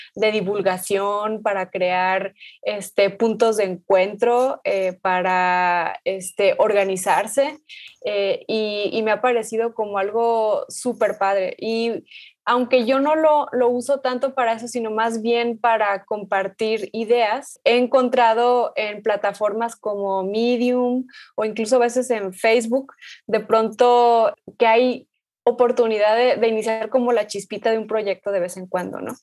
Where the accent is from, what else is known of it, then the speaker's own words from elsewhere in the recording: Guadalajara, Jalisco, Mexico; yo nací aquí, pero mi familia viene de Michoacán